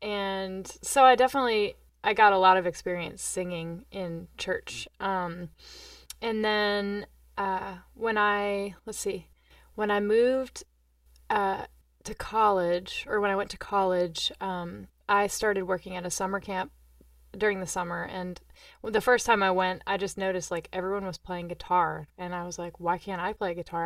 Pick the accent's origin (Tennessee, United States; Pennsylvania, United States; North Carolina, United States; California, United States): Tennessee, United States; Johnson City; also born or lived in Normal, Illinois; I was born in Normal, Illinois, and we moved to Johnson City, Tennessee